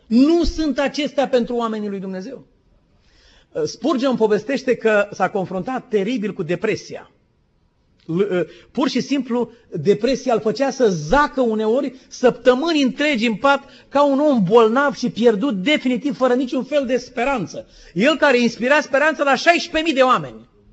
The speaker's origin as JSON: {"language": "Romanian", "country": "Romania", "said": "suntem români"}